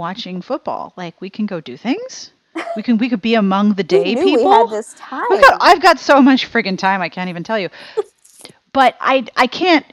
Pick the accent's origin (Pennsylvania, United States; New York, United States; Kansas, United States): Pennsylvania, United States; Pittsburgh; moved away as an adult; also born or lived in South Carolina; when I was growing up in Pittsburgh, we didn't have Walmart